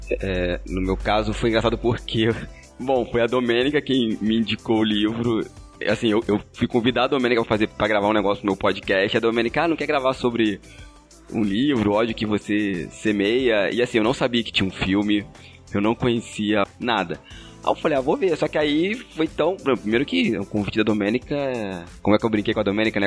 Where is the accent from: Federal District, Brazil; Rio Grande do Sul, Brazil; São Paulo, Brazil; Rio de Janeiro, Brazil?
Rio de Janeiro, Brazil; Magé; Eu sou da Baixada Fluminense, cidade de Magé.